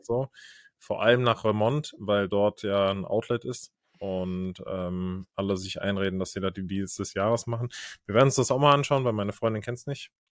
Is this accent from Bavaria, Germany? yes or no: no; North Rhine-Westphalia, Germany; moved away; Als man noch in NRW gewohnt hat